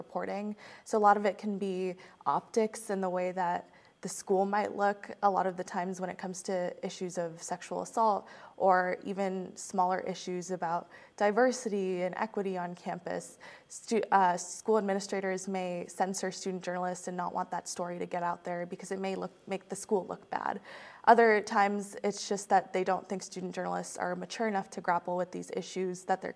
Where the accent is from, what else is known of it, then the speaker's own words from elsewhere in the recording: Virginia, United States; my home state of Virginia